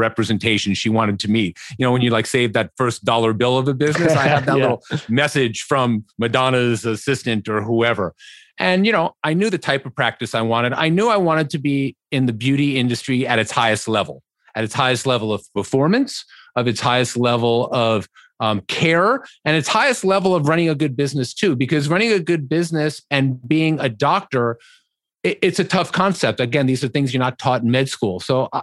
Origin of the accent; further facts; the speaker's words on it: New York City, New York, United States; I grew up on the Upper East Side